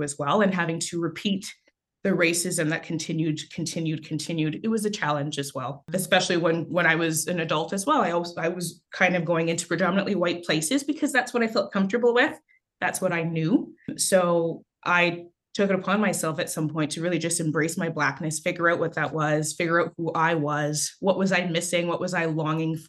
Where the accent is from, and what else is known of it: Canada; born or raised there; also born or lived in Haiti